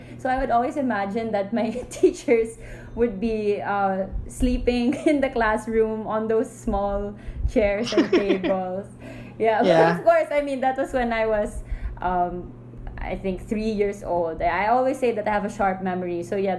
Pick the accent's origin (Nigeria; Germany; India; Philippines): Philippines; Manila, Metro Manila; also born or lived in Jakarta, Indonesia; So I was born here in Manila, and then when I was 3 years old, my dad was assigned to Indonesia, Jakarta, Indonesia. So he stayed there for another 3 years, and then he got the call that he was assigned back to Manila.